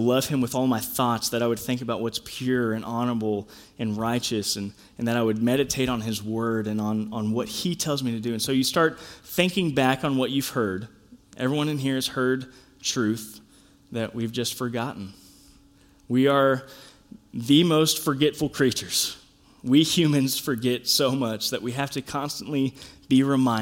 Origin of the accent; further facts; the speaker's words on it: United States; as American Christians, or maybe Christians globally, I don't know, at least us in America